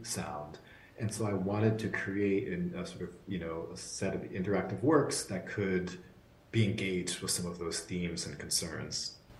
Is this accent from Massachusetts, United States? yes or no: yes; outside of Boston, Massachusetts, United States; a young kid growing up outside of Boston